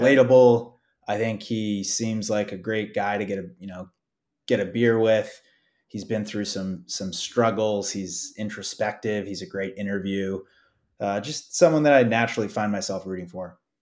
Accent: Boston, Massachusetts, United States; I'm from the Boston area.

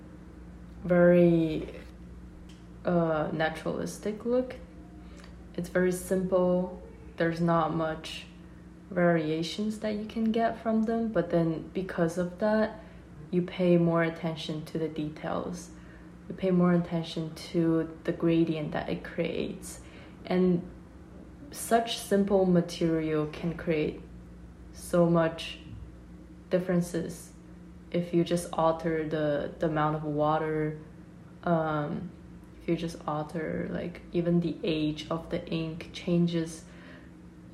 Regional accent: Hong Kong; moved away; also born or lived in China / Rhode Island, United States; I'm from Hong Kong, and I grew up in Hong Kong and China

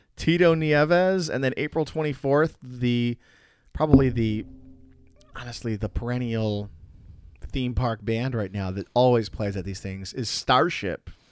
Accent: Chicago, Illinois, United States; growing up in the Chicago area

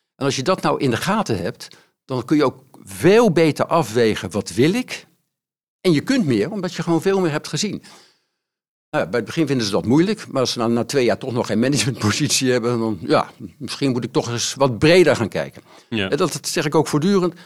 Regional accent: The Hague, South Holland, Netherlands; geboren in Den Haag.

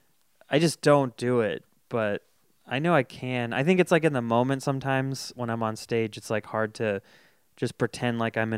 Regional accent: Folsom, California, United States; I grew up in Folsom.

